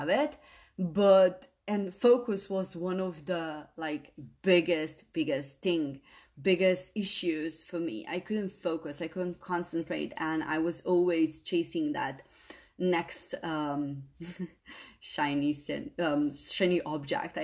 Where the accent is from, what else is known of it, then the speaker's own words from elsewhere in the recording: Slovenia; English is a second language; moved away; I didn't speak my language, my country language, good enough, because I am an immigrant daughter, and you know, Slovene was not my first language, but I needed to use it in school. But I was born to Bosnian parents